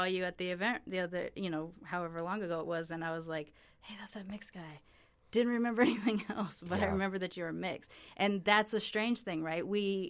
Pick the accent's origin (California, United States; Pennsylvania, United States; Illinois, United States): California, United States; Long Beach; also born or lived in Sacramento; I'm originally from. Well, technically I was born in Sacramento, but I grew up in Long Beach.